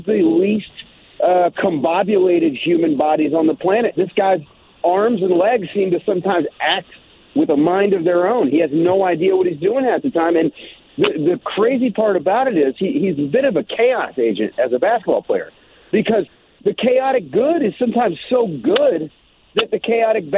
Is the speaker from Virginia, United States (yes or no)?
yes; Richmond, Virginia, United States; I'm from Richmond, Virginia